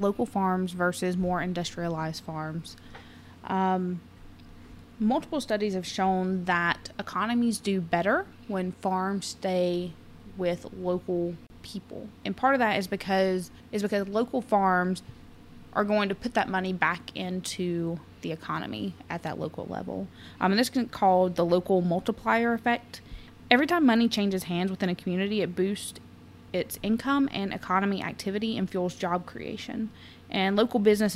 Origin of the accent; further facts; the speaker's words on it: Georgia, United States; We're still the Peach State.